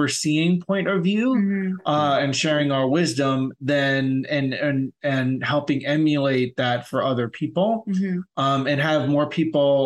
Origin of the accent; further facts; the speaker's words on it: United States; I'm from New York, New Jersey